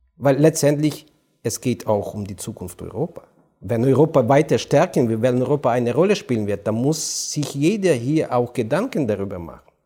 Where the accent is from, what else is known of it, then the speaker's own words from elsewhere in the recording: Ukraine; German is a second language; ich als Ukrainer